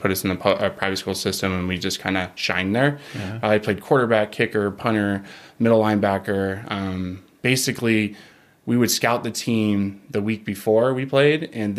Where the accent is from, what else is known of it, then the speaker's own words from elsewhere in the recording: Simi Valley, California, United States; So I'm from California.